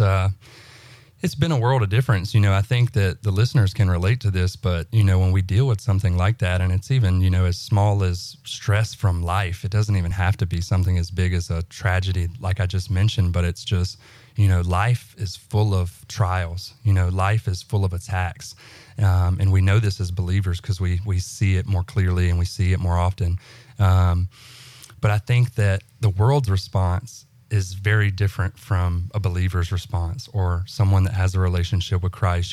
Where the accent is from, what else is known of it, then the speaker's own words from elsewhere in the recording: central Alabama, United States; moved away as an adult; I'm from Alabama, so central Alabama, Bama boy.